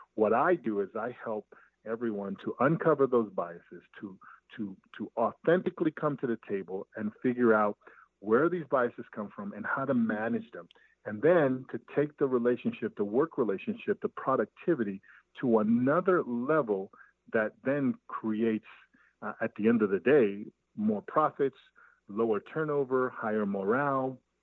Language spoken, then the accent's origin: English; New York City, New York, United States; I grew up in Brooklyn, New York uh, in East New York, part of Brooklyn